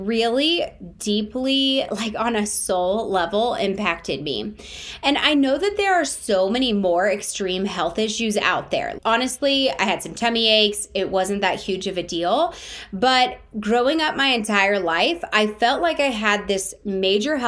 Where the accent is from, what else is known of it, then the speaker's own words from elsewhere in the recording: Brentwood, Tennessee, United States; Growing up in the South also affected my views of health and wellness